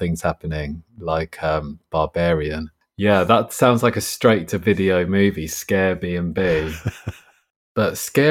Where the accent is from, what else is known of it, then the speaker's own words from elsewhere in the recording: Rye, South East England, United Kingdom; also born or lived in Hastings; In Rye, in East Sussex, yeah.